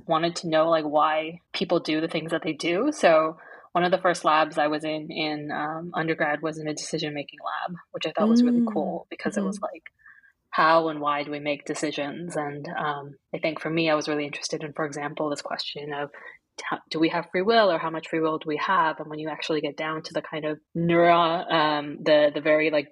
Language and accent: English; Toronto, Ontario, Canada; I grew up in Toronto